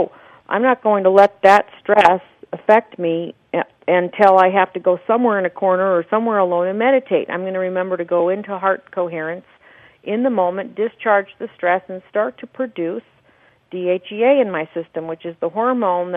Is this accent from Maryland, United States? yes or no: no; Scottsdale, Arizona, United States; here in my hometown of Scottsdale